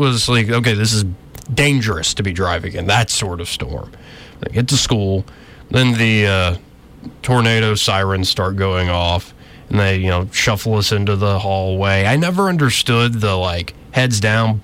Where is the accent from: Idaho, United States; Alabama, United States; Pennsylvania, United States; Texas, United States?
Alabama, United States; Montgomery; I'm from Montgomery, Alabama